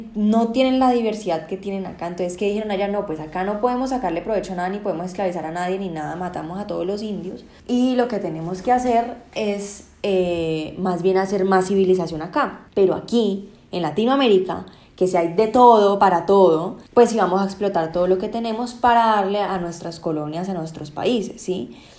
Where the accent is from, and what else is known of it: Colombia